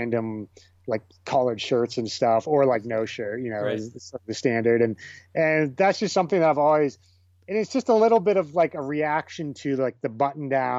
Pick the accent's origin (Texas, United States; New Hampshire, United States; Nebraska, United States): Nebraska, United States; moved away; And I grew up in Nebraska. I'm Bohemian